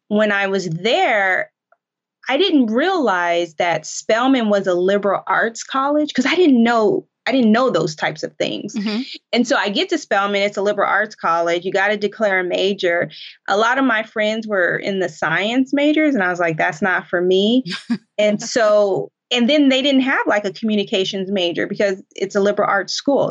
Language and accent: English; Colorado, United States; moved away as an adult; also born or lived in New York / Washington, D.C.; I grew up in Colorado, and in a part of Colorado